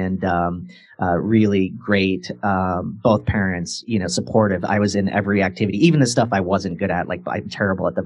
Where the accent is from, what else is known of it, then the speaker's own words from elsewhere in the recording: Quincy, Illinois, United States; I grew up in Quincy, Illinois